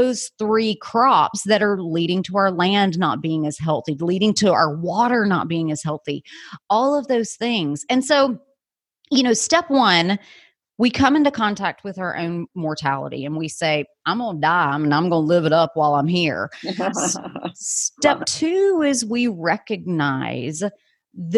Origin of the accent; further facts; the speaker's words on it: United States; I, as an American